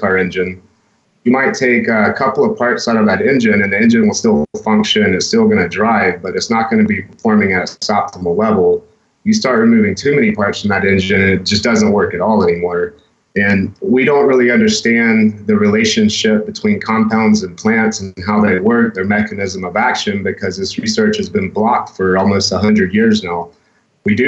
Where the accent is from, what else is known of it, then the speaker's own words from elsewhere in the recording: Georgia, United States; I'm from Georgia.